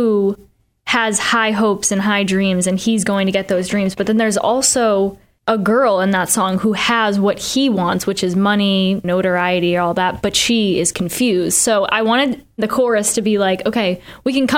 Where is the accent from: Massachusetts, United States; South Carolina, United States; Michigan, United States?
Massachusetts, United States; Boston; I'm not from the South. Like I'm from Boston